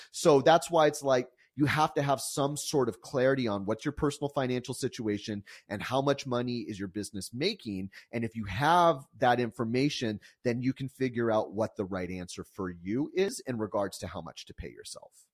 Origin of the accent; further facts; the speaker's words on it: San Diego, California, United States; also born or lived in Calgary, Alberta, Canada; I was actually born in, in Calgary, Alberta, and, um, and moved to San Diego when I was about four years old.